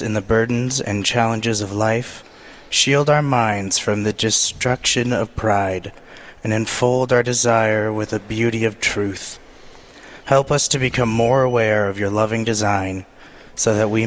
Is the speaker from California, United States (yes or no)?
no; Idaho, United States; moved away as an adult; I'm from a little known place called Idaho